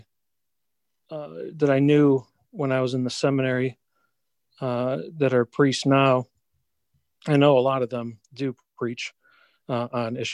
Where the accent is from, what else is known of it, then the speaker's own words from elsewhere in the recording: Shelby Township, Michigan, United States; I grew up in Shelby Township, Metro Detroit area.